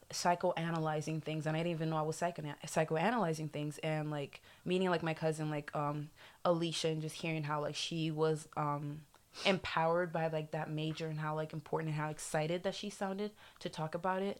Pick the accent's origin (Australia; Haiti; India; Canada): Haiti; also born or lived in South Florida; now in Florida, United States; I'm American, I did grow up in like Haiti